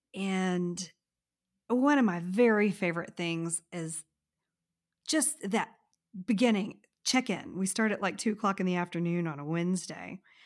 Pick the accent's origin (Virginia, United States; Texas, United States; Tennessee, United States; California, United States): Texas, United States; I am from Texas